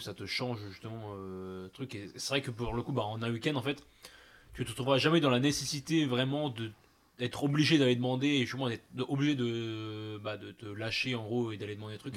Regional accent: Grenoble, Auvergne-Rhône-Alpes, France; j'ai jamais bougé mon cul de Grenoble

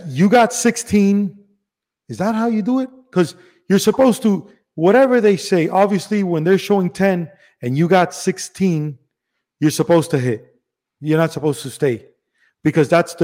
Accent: Miami, Florida, United States; also born or lived in Cuba / Spain / Los Angeles / Las Vegas; I was born in Cuba. Mm-hmm. I was a year or so in Spain. Then I moved here to Miami

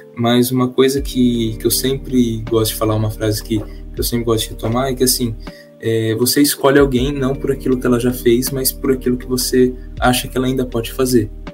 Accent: Marília, São Paulo, Brazil; moved away as an adult; now in Londrina, Brazil; sou nascido, criado, sempre vivi em Marília, no interior de São Paulo

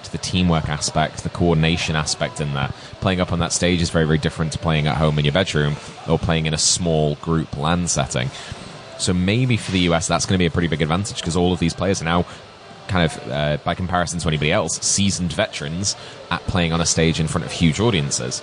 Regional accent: United Kingdom; particularly as a British person

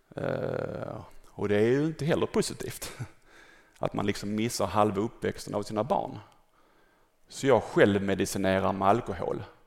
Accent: Malmö, Skåne, Sweden; född och uppvuxen här i Malmö

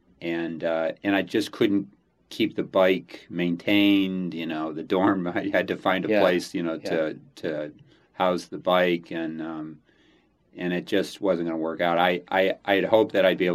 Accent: Grosse Pointe, Michigan, United States; moved away as an adult; also born or lived in Ann Arbor, Michigan; now in Philadelphia, United States; I'm actually grew up in Michigan, outside of Detroit

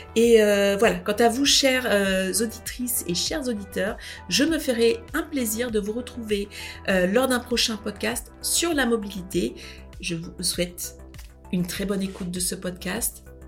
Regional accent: France; mais nous sommes français

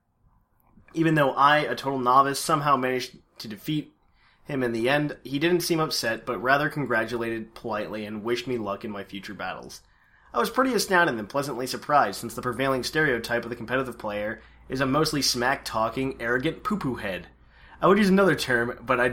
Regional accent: Poland; I'm Polish as well

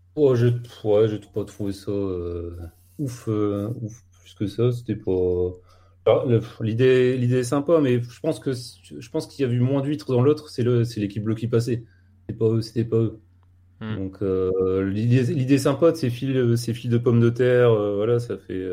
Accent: the Nord, Hauts-de-France, France; je suis du Nord

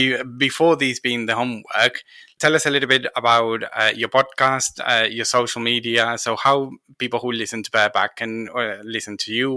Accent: Argentina; English is a second language; moved away; I call myself Argentinian, so I think it might be both. To be fair, English is not my first language

